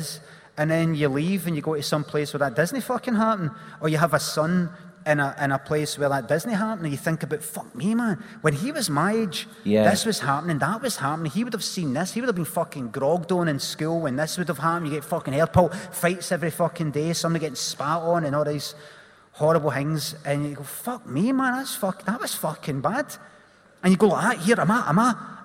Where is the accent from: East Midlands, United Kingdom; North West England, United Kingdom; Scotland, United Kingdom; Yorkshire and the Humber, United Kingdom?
Scotland, United Kingdom; Glasgow; I grew up in Carnwadrick